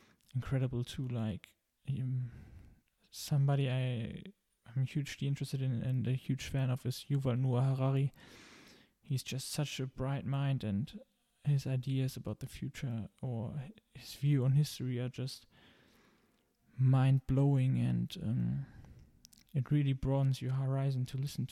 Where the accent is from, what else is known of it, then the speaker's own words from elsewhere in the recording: Germany; English is a second language; I'm originally from Germany, as you might hear